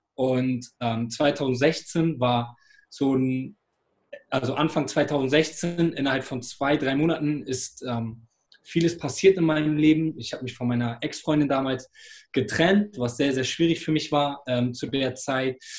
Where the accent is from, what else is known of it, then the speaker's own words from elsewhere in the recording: Hamburg, Germany; ich bin hier in Hamburg groß geworden